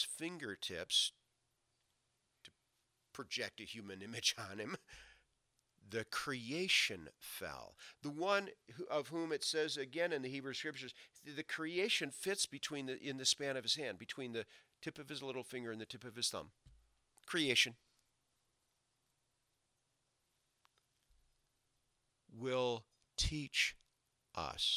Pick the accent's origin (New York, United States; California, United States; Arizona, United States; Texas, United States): New York, United States; Rochester; moved away; I grew up did half my growing up in Rochester, New York. We lived in a suburb of Rochester called Arundequoit.